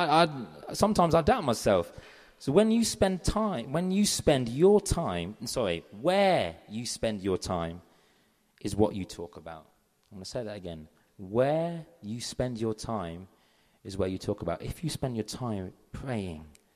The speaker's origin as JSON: {"language": "English", "region": "London", "country": "United Kingdom", "said": "I'm from London."}